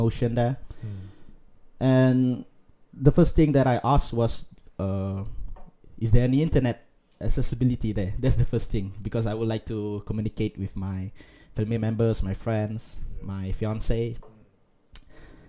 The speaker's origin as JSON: {"language": "English", "town": "Kuching", "region": "Sarawak", "country": "Malaysia", "tie": "born or raised there", "said": "growing up in Kuching"}